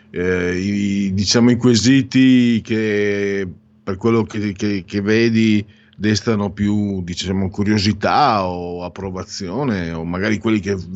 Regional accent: Friuli-Venezia Giulia, Italy; also born or lived in Veneto; sono mezzo vento, mezzo friulano, comunque vengo dal Friuli

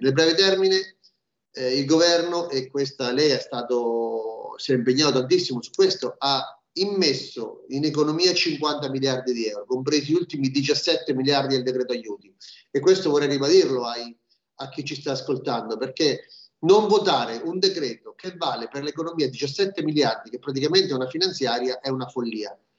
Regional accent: Marche, Italy; Io sono marchigiano

